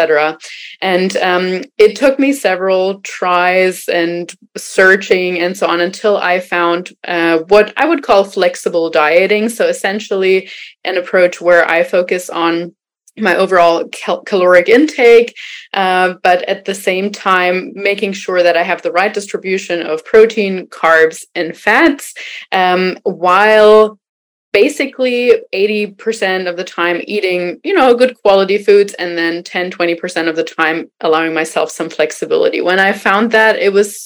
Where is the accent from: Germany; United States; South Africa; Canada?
Germany; moved away; I am originally from Germany